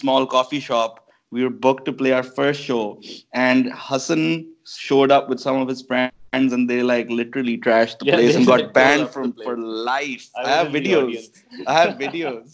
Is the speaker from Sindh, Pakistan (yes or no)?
no; Lahore, Punjab, Pakistan; we're from Lahore in Punjab